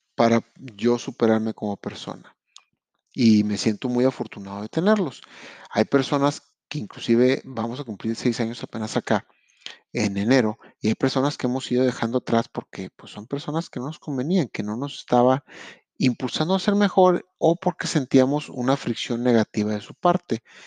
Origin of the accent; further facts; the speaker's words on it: Monterrey, Nuevo León, Mexico; moved away as an adult; now in Quebec, Canada; soy de Monterrey, Nuevo León, México